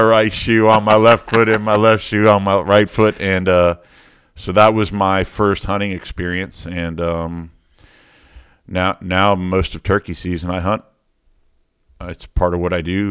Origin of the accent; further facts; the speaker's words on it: Miami, Florida, United States; I was born and raised in Miami, in a little, little part of Miami called Kendall Lakes